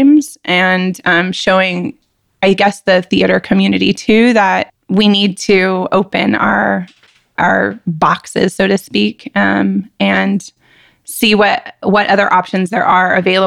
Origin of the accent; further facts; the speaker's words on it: Houston, Texas, United States; So I also grew up in Texas. I grew up in Houston, Texas, outside of Houston